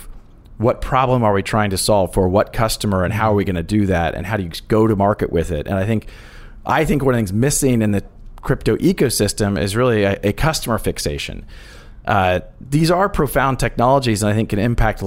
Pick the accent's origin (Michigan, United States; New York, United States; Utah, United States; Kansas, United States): Kansas, United States; I grew up actually in the Midwest in Kansas